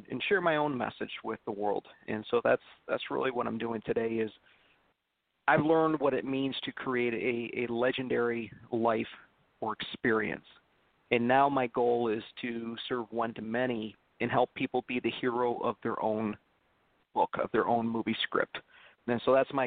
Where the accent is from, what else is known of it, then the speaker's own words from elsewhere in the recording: Detroit, Michigan, United States; I'm from Motown